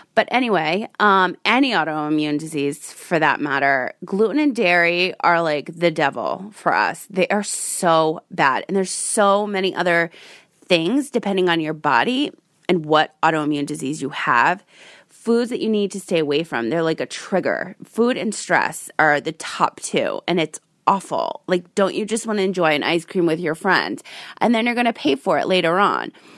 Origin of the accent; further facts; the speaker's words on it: Rhode Island, United States; I grew up in Rhode Island, the Ocean State.